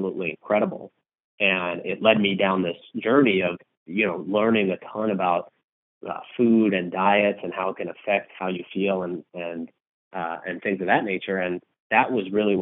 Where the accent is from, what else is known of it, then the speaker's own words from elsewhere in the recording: Los Angeles, California, United States; moved away as an adult; now in Chicago, United States; I grew up in California. I grew up in Southern California in Los Angeles and moved out to the Midwest for business school.